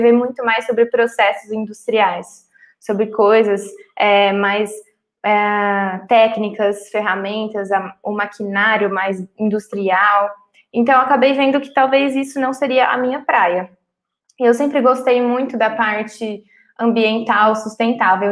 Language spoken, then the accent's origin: Portuguese; Cuiabá, Mato Grosso, Brazil; Eu nasci em Cuiabá, Mato Grosso